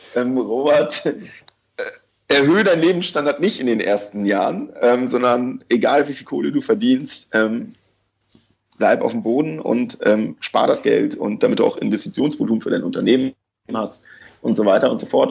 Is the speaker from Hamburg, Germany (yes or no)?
yes; Hamburg, Germany; ich komme auch aus Hamburg